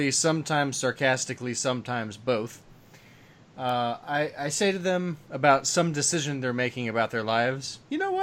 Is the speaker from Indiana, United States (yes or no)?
yes; West Lafayette, Indiana, United States; my hometown